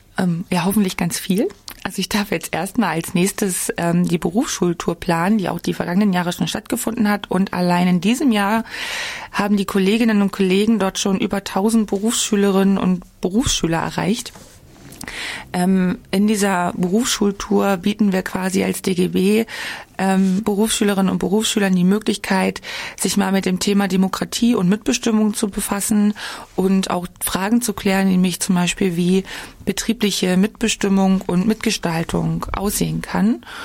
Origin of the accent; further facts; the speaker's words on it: Altmark, Saxony-Anhalt, Germany; moved away as an adult; also born or lived in Magdeburg / Jena; Also geboren bin ich in Magdeburg. Ähm, aufgewachsen bin ich in der Altmark. Das ist ganz im Norden von Sachsen-Anhalt